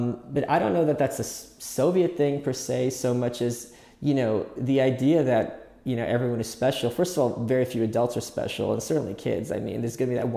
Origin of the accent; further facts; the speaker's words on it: New York, United States; being a New Yorker